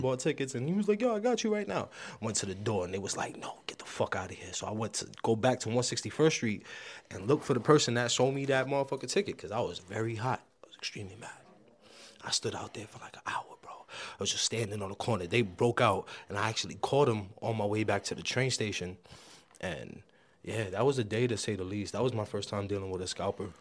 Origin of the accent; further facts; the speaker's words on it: New York City, New York, United States; I'm from the Bronx